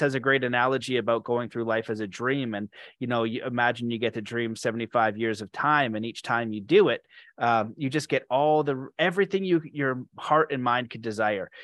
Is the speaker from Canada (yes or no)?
yes; Canada; I'm Canadian